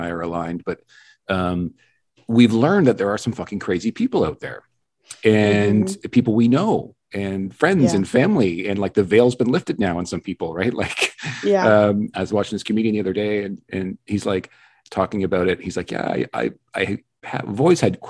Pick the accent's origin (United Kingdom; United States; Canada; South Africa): Canada; British Columbia; moved away; I'm originally from British Columbia